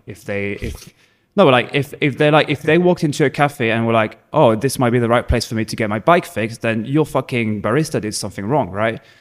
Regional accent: Provence-Alpes-Côte d'Azur, France; English is a second language; moved away as an adult; also born or lived in Hertfordshire, England; now in Berlin, Germany; I'm originally from France, south of France, Provence.

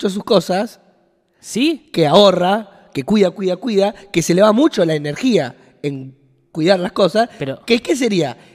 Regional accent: Rosario, Santa Fe, Argentina; now in Buenos Aires, Argentina; No, yo soy rosarino.

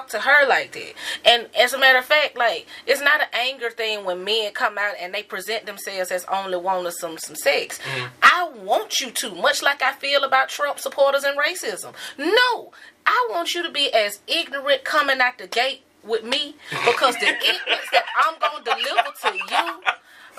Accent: the South, United States; I'm from the South

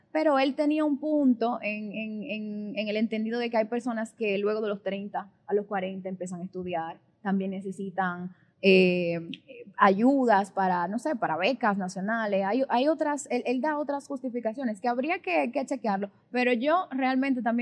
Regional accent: Dominican Republic; toda la razón en, en expresar que somos dominicanos todos los jóvenes dominicanos merecen las mismas oportunidades

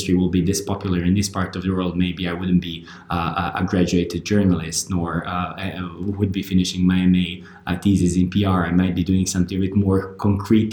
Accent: Montenegro; I am from Montenegro

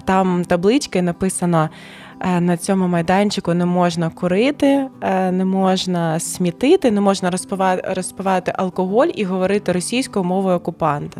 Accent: Donetsk, Donetsk Oblast, Ukraine; Ukrainian is a second language; moved away as an adult; now in Kyiv, Ukraine; я сама з Донецька, народилася в Донецьку, а вісім років, як я можу вже напевно казати, ще я з Києва, бо тут мій другий дім.

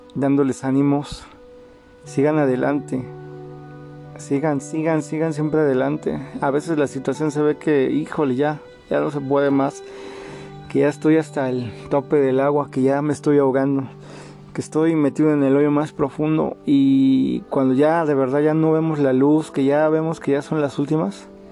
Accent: Mexico; como mexicanos

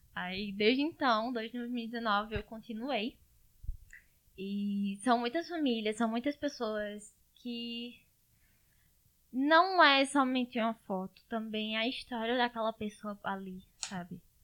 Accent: Garanhuns, Pernambuco, Brazil; Eu sou aqui de Garanhuns, Pernambuco

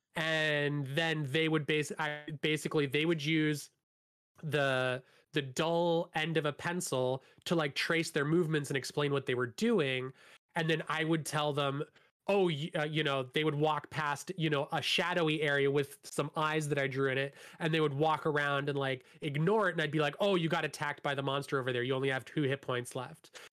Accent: Hamilton, Ontario, Canada; I grew up in Hamilton

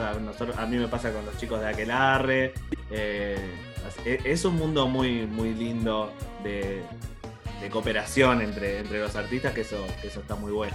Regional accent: Morón, Buenos Aires Province, Argentina; yo soy de Morón

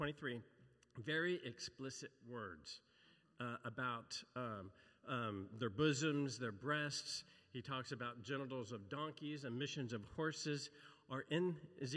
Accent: Brown County, Indiana, United States; moved away; I grew up in Indiana, so I'm like, it's commonplace. I grew up in Brown County, which is rolling hills.

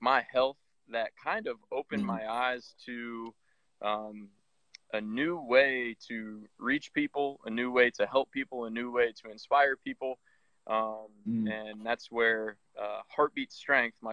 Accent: Iowa, United States; moved away as an adult; now in Columbus, United States; Me and my wife live in Columbus, Ohio, and I'm originally from Iowa.

